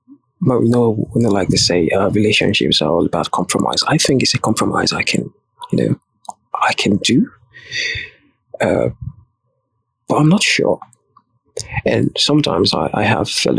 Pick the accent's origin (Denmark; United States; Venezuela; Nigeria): Nigeria; I'm Nigerian